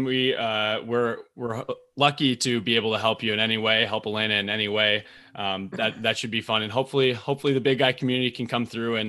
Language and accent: English; Minnesota, United States; I am from Minnesota. So, you know, I'm fairly familiar with Wisconsin.